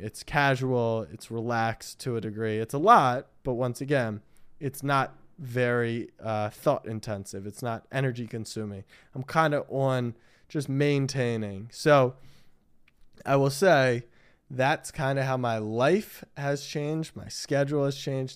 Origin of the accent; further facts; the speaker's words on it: Maryland, United States; I grew up in Maryland